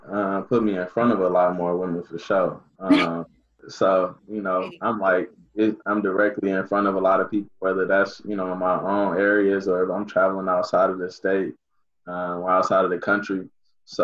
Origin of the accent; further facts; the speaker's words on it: Inkster, Michigan, United States; my hometown, Inkster, Michigan